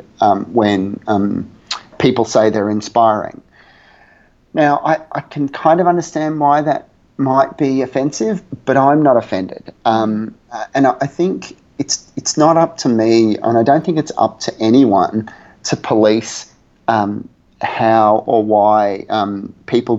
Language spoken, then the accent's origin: English; Australia; I'm Australian, and we refer to our mother as mum with a U